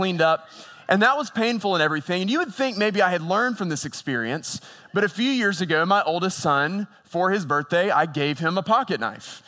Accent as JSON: {"language": "English", "town": "Boone", "region": "North Carolina", "country": "United States", "tie": "born or raised there", "said": "I grew up in Boone, North Carolina"}